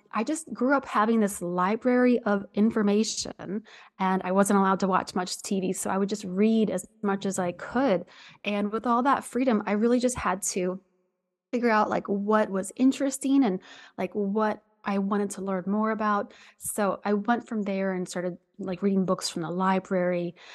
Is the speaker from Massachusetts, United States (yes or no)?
no; Southwest Ohio, United States; I'm from Southwest Ohio